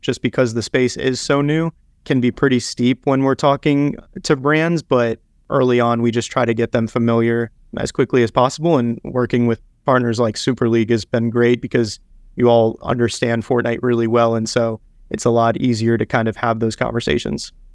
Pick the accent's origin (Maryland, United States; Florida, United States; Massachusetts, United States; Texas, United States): Florida, United States; South; moved away; I grew up in South Florida